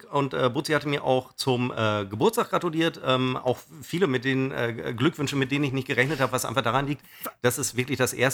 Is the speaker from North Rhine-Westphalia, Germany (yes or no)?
yes; Düsseldorf, North Rhine-Westphalia, Germany; Ich bin ja aus Düsseldorf einiges gewöhnt. Also in Düsseldorf Auto zu fahren ist ja die absolute Hölle.